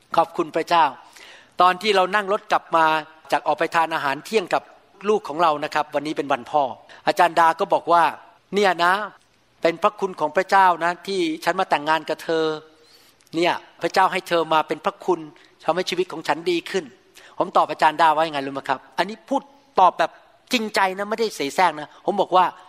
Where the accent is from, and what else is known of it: Thailand; now in United States